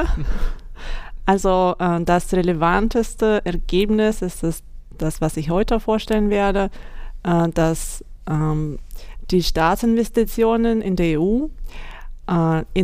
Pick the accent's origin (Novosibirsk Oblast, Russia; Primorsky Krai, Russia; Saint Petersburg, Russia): Primorsky Krai, Russia; Vladivostok; German is a second language; moved away as an adult; now in Germany; Ich habe schon in meiner Heimat in Wladivostok im Fernosten Russland studiert und dann gearbeitet. Und nach Deutschland kam ich 2012.